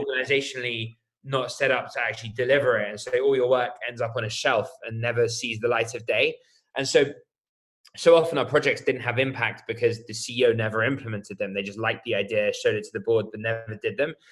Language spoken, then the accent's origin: English; United Kingdom; accent: British; I'm British, as you can probably tell by my accent.